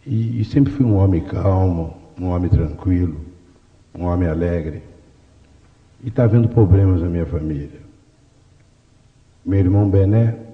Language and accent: Portuguese; São Paulo, Brazil; moved away as an adult; also born or lived in Espírito Santo do Pinhal; now in Rio de Janeiro, Brazil; eu sou pinhalense, sou de Pinhal. Mamãe foi mãe preta, de família Vergueiros, Márcio Porto. E aos seis anos vim para a capital, para São Paulo, já órfão. Me criei nessa cidade.